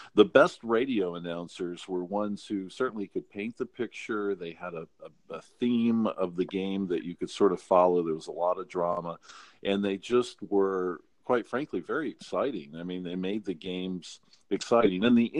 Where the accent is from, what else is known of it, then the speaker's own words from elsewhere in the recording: North Carolina, United States; And I think probably because of my growing up in North Carolina, the basketball more so even than football